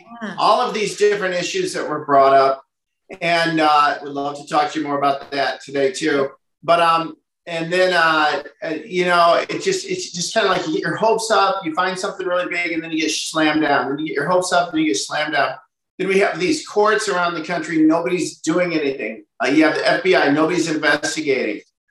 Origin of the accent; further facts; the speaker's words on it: Midwest, United States; I'm from the Midwest.